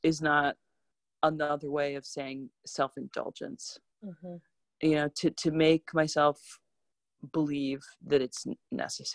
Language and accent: English; Chicago, Illinois, United States; moved away as an adult; also born or lived in Cambodia; now in Washington, D.C., United States; I'm from Chicago. I've lived in Washington, D.C. for 10 years